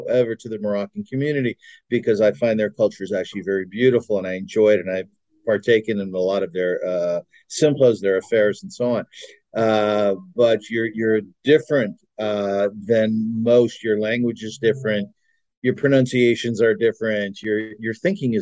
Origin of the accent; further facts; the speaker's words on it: Kitchener, Ontario, Canada; I was born in Kitchener, Ontario, Canada in 1960. My father, God bless his soul, was the rabbi